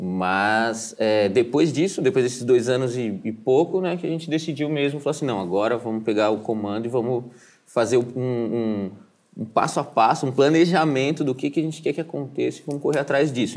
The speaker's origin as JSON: {"language": "Portuguese", "town": "Joinville", "region": "Santa Catarina", "country": "Brazil", "said": "nós somos de Joinville"}